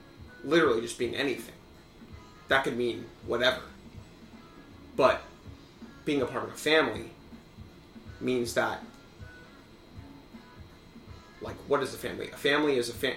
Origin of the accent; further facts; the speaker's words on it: United States; I'm an American through and through